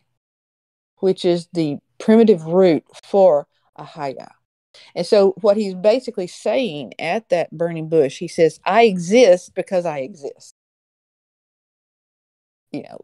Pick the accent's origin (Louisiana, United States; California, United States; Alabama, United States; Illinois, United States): Alabama, United States; I grew up in Alabama, Tornado Alley